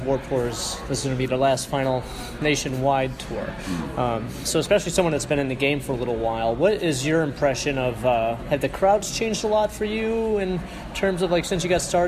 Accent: Cleveland, Ohio, United States; I'm from Cleveland.

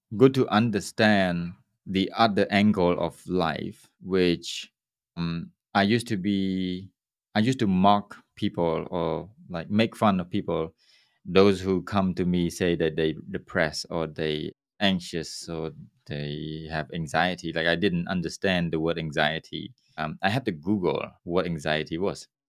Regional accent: Cambodia; my hometown with a seven thousand people's, uh, population on an island.

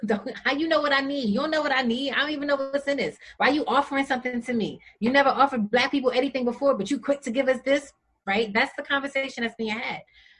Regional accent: Jamaica; I'm Jamaican. You want to tell me stop eating rice and peas?

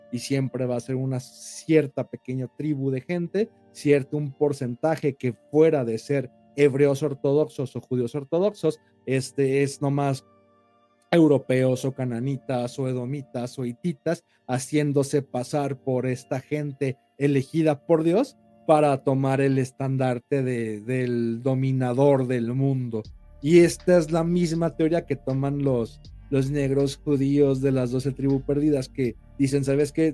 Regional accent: Mexico; a mí como mexicano

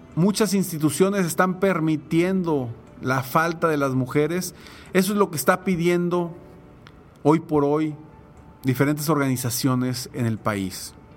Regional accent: Mexico; como mexicanos

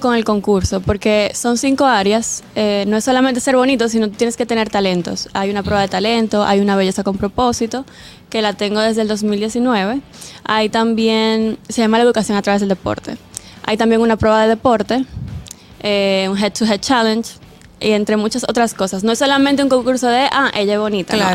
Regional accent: Santiago de los Caballeros, Santiago, Dominican Republic; yo soy de Santiago.

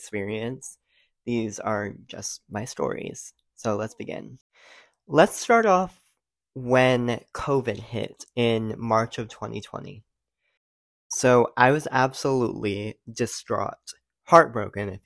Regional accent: Rhode Island, United States; moved away as an adult; also born or lived in Knoxville, Tennessee; I did 9 years of competitive cheer in my home state, Rhode Island

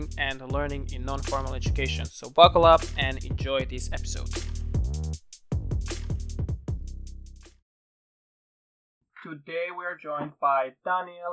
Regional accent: Serbia; now in Iceland; I'm not from Iceland, but I'm from Serbia

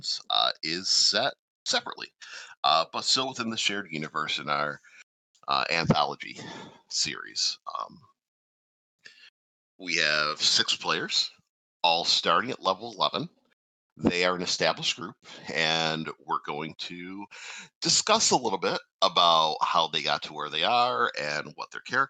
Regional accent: New York, United States; I'm from New York when I was younger

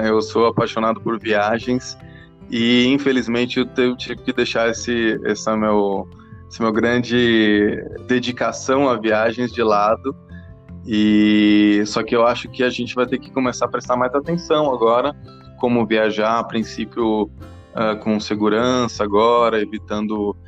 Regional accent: England, United Kingdom; also born or lived in Pinheiros, São Paulo, Brazil; now in São Paulo, Brazil; eu sou inglês de nascença, tenho o nome húngaro

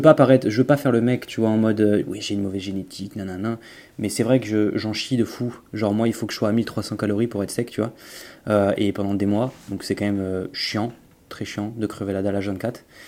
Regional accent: Auvergne-Rhône-Alpes, France; moved away as an adult; now in Nice, France; j'étais de l'Auvergne auparavant. Euh, maintenant, du coup, j'ai déménagé sur la côte d'Azur, donc à côté de Nice.

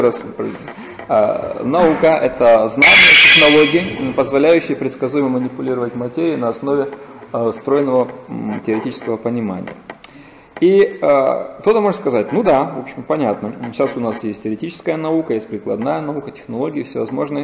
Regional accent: Vladivostok, Primorsky Krai, Russia; я из Владивостока

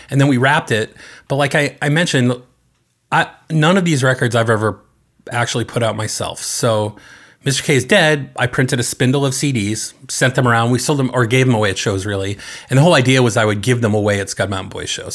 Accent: North Andover, Massachusetts, United States; I grew up in the eastern part of the state, uh, in North Andover

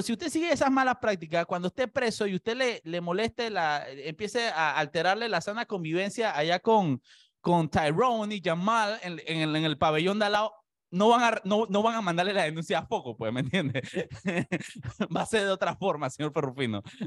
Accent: La Chorrera, Panamá Oeste, Panama; Yo soy de chorrera

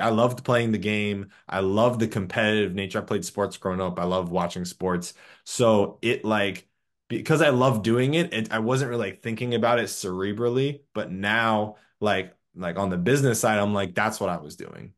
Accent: Clearwater, Florida, United States; now in Orlando, United States; originally from Clearwater, Florida, live in Orlando

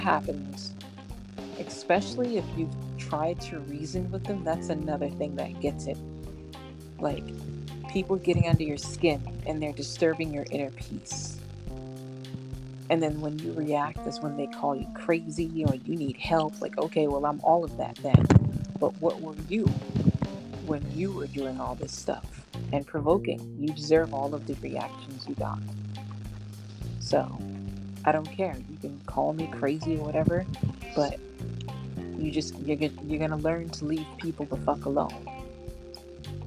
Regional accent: Massachusetts, United States; I'm from Massachusetts.

